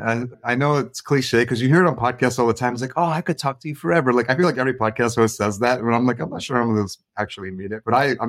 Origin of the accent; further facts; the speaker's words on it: Yonkers, New York, United States; I grew up in Yonkers, just as a New York City.